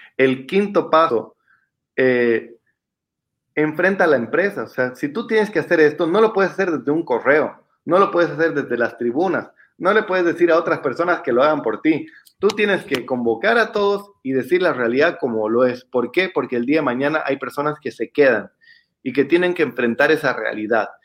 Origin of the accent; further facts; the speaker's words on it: Bolivia; como bolivianos en específico y como latinoamericanos